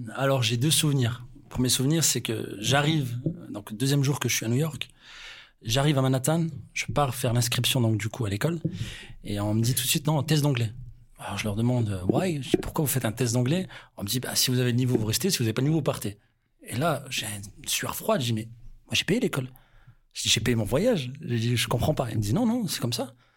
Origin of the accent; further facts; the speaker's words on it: France; on est français